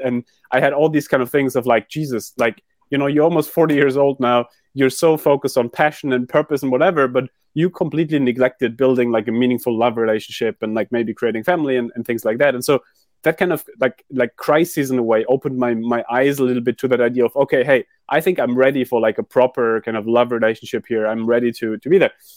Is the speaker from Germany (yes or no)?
yes; Germany; moved away; also born or lived in London / New York; I grew up in Germany